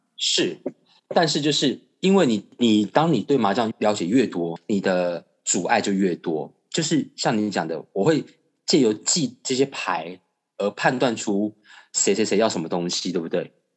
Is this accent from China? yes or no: no; Taiwan; 我们家是外省人，那从小在眷村长大